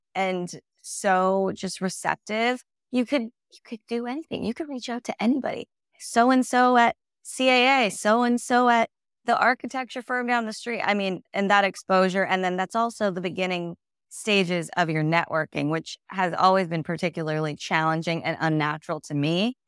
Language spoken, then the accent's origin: English; Whittier, California, United States; I am from Whittier, California, which is a suburb of L A County, and yeah, grew up there